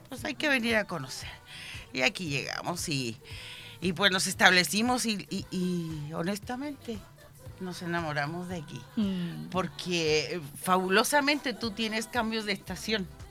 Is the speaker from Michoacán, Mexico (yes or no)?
yes; Lázaro Cárdenas, Michoacán, Mexico; now in Chile; somos de Michoacán, de México, de Ciudad Lázaro Cárdenas, puntualmente.